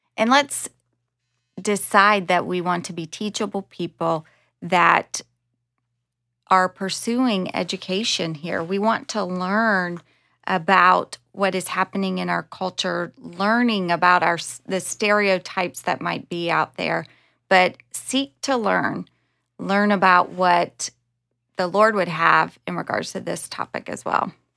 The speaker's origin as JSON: {"language": "English", "region": "South Carolina", "country": "United States", "tie": "born or raised there", "also_born_or_lived": "Los Angeles", "moved": "as an adult", "said": "I was born in South Carolina"}